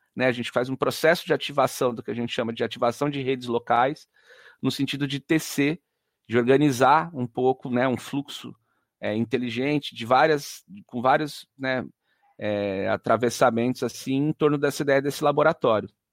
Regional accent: Jundiaí, São Paulo, Brazil; sou de Jundiaí, nasci em Jundiaí

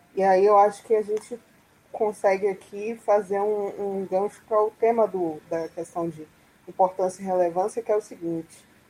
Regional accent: Salvador, Bahia, Brazil; sou aqui de Salvador

